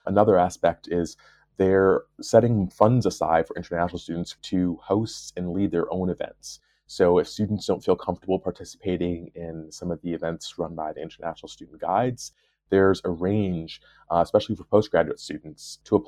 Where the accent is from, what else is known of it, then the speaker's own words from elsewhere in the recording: New York, United States; now in Belfast, United Kingdom; You know, I'm a New Yorker. I moved to Belfast without really knowing what to expect, because the only thing that I really knew about the UK was Manchester